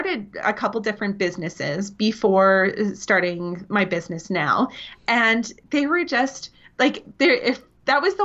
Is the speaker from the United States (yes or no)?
no; Essex, Ontario, Canada; now in Edmonton, Canada; I grew up in Southern Ontario. So a little town called Essex